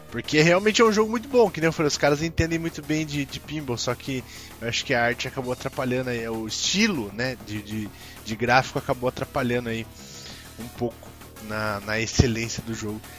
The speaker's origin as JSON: {"language": "Portuguese", "town": "Sorocaba", "region": "São Paulo", "country": "Brazil"}